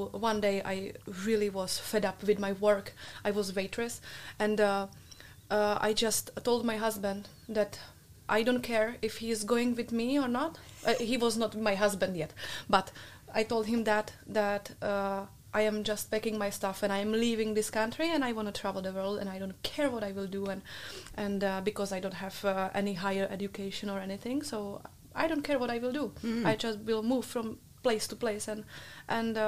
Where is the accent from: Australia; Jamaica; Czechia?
Czechia; English is a second language; moved away as an adult; now in Netherlands; I am coming from Czech Republic.